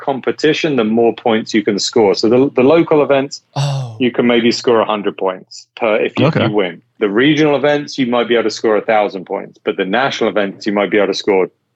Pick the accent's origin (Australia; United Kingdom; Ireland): United Kingdom; also born or lived in Las Vegas / Philadelphia; now in South Bay, Los Angeles, United States; Even though I'm British